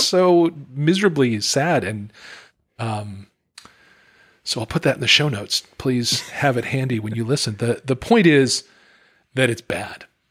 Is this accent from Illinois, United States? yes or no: no; Utah, United States; I grew up in Utah